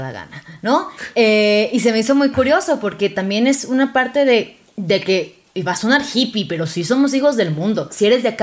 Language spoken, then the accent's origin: Spanish; Venezuela; Yo soy de Venezuela. Sé que ya no se nota porque no tengo acento, pero.